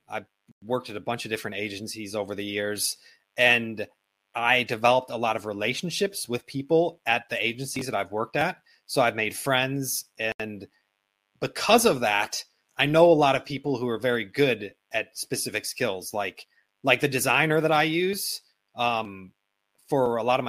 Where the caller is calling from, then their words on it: Bangkok, Thailand; I mean, for example, I'm calling in from Bangkok, and my wife and I today, we just were at a meeting with a lawyer to get started on my wife's green card process.